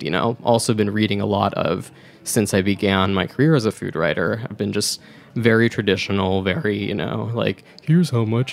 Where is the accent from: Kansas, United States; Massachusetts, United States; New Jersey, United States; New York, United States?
New Jersey, United States; Edison; also born or lived in North Brunswick, New Jersey; the parts of New Jersey where I grew up, both Edison and North Brunswick